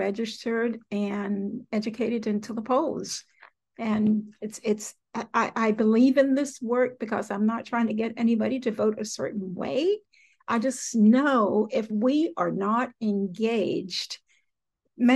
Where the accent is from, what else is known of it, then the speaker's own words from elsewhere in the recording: Willisville, Arkansas, United States; I grew up in South Arkansas in a little bitty town called Willisville, Arkansas